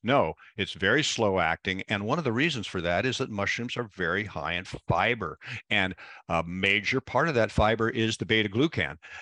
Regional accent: Pacific Northwest, United States; growing up in the Pacific Northwest, where the we're very famous for rain, we have the perfect climate for mushrooms up here

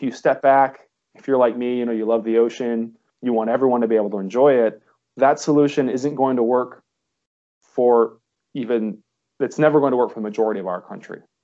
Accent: Ohio, United States; now in Monterey, United States; I'm from Ohio originally

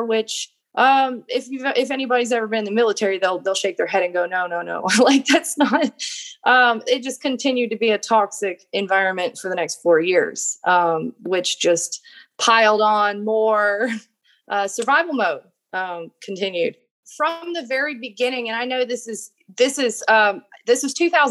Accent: Golden Valley, Minnesota, United States; I was born in Minnesota. I grew up starting out in Golden Valley, Minnesota.

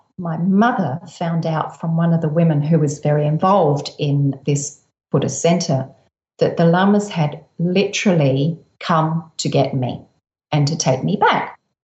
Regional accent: Adelaide, South Australia, Australia; I grew up in Adelaide.

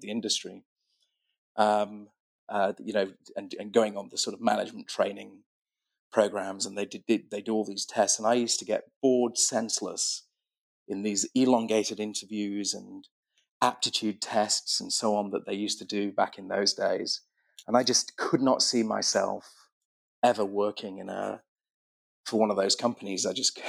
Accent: Sheffield, Yorkshire and the Humber, United Kingdom; born or raised there; moved away as an adult; now in United States

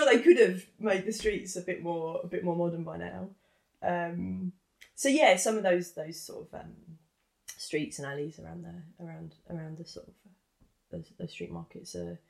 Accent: London, United Kingdom; growing up in East London. Most of the kids I went to school with, everyone's parents, everyone was a West Ham fan.

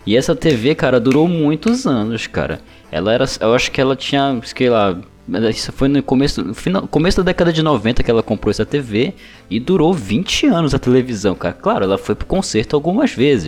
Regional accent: North Region, Brazil; Eu sou daqui do norte do Brasil

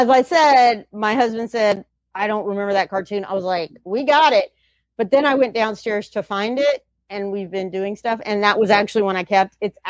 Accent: South Carolina, United States; the last one I know of was in my hometown in South Carolina.

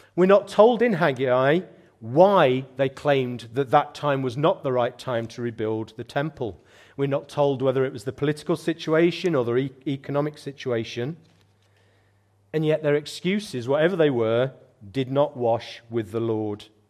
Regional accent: United Kingdom; as British Christians

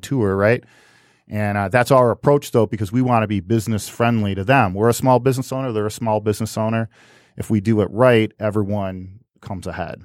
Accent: United States; I'm an American.

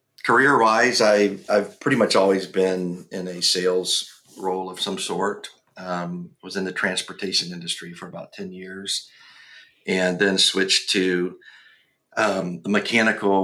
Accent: around the Detroit, Ann Arbor area, Michigan, United States; moved away as an adult; also born or lived in Kentucky; now in Tennessee, United States; I grew up in Michigan, around the Detroit, Ann Arbor area.

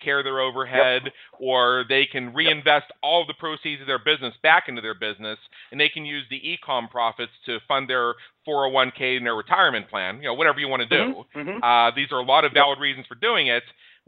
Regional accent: United States; as an American.

